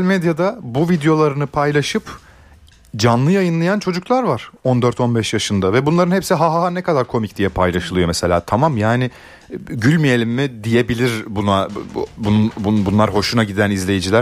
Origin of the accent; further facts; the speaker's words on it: Ankara, Turkey; bir Ankaralı olarak